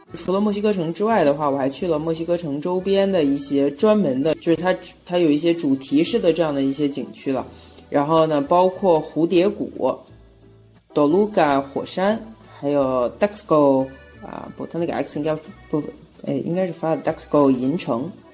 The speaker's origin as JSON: {"language": "Chinese", "region": "Yunnan", "country": "China", "moved": "yes", "lives_now": "Mexico", "said": "我们云南人的那种肤色"}